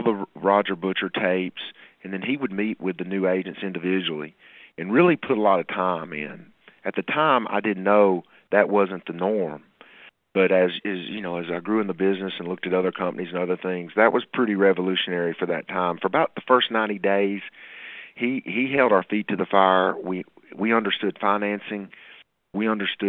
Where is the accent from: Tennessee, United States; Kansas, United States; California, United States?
Tennessee, United States; Murfreesboro; here in Murfreesboro, my hometown